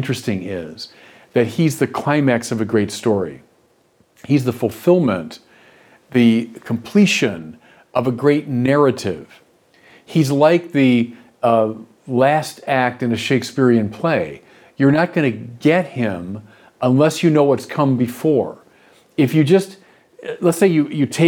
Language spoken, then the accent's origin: English; United States; also born or lived in Paris, France / Chicago; As Americans